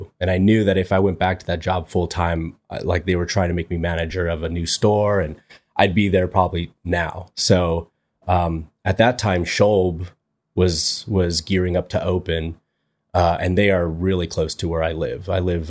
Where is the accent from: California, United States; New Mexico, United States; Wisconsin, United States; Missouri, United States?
California, United States; Torrance; I've lived in Torrance, most of my life. So yeah, didn't move away to college or anything like that.